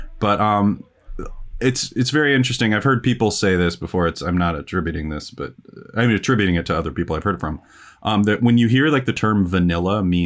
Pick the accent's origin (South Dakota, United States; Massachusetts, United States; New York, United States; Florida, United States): South Dakota, United States; Black Hills; growing up in the Black Hills